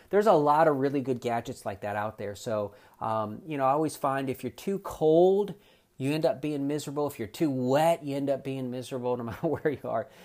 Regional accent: South Florida, United States; moved away; also born or lived in eastern North Carolina; I'm originally from South Florida

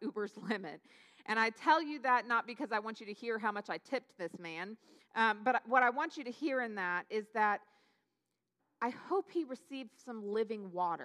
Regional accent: Newberg, Oregon, United States; moved away as an adult; it's where I grew up is Newburgh outside of Portland

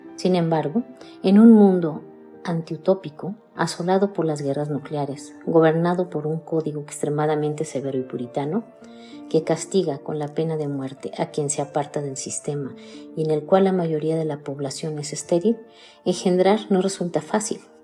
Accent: Mexico; soy mexicana, tengo 59 años y vivo en Querétaro, México

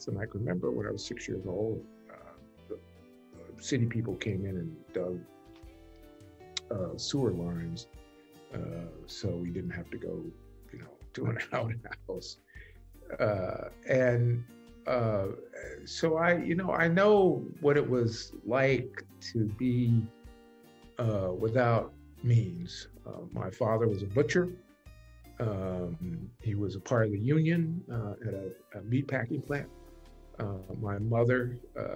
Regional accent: Wichita, Kansas, United States; moved away; also born or lived in Pacific Northwest / Boston; I grew up in Kansas, a foreign country for most folks

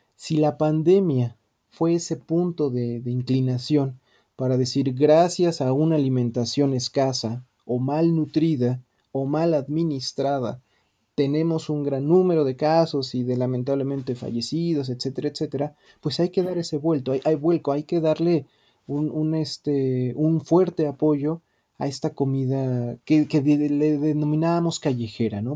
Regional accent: Mexico; como mexicanas, como mexicanos

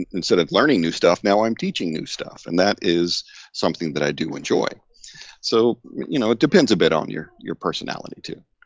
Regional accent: Deep South, United States; I grew up in the Deep South

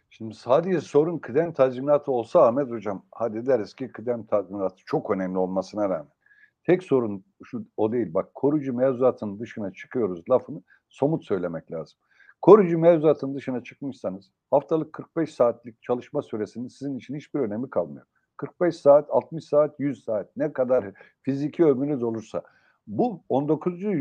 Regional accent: Sivas, Sivas Province, Turkey; Daha çarpıcı bir örneğini ben Sivaslıyım biliyorsunuz Yayla'da.

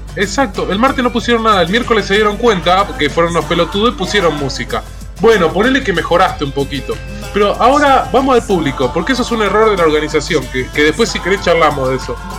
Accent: La Plata, Buenos Aires Province, Argentina; yo soy platense

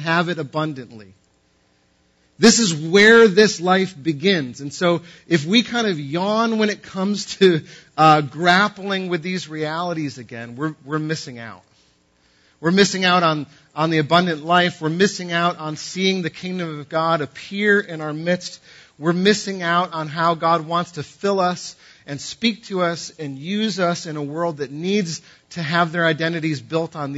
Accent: New England, United States; I'm from New England

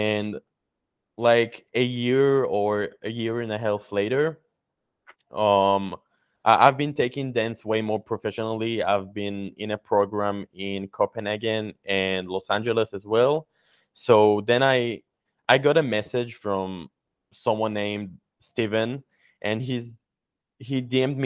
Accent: Israel; I'm from Israel

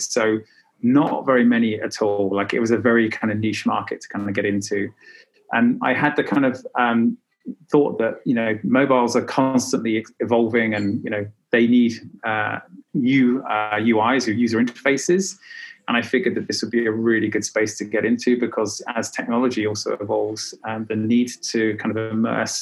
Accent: United Kingdom; moved away as an adult; also born or lived in south of France / Dubai; now in Berlin, Germany; I'm British, originally from the UK. And actually, I emigrated from UK in 2009.

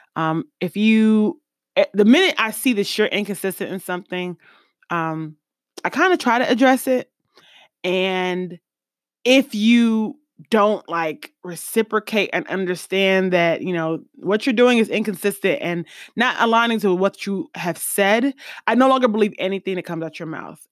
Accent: East Coast, United States; moved away; also born or lived in Midwest; I'm from the East Coast originally and then Midwest secondary

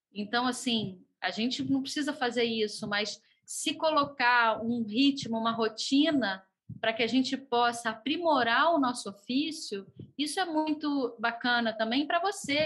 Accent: Rio de Janeiro, Brazil; eu sou do Rio de Janeiro, cantora e compositora

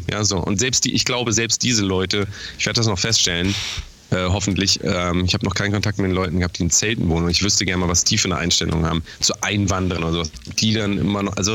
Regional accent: Germany; moved away; als Deutscher

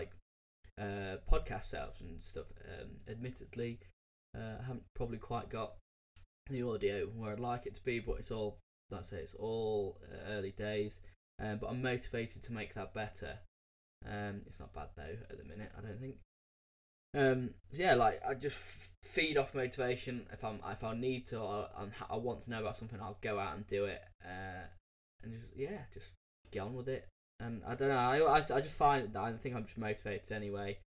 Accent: United Kingdom; me being British

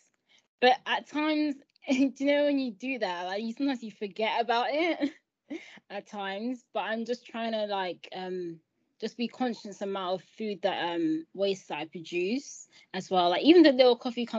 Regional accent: Nigeria; moved away; I'm originally from Nigeria too

